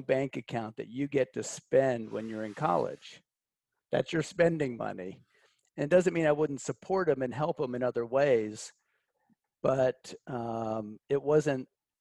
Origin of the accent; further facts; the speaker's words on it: Pittsburgh, Pennsylvania, United States; I grew up in outside of Pittsburgh, Pennsylvania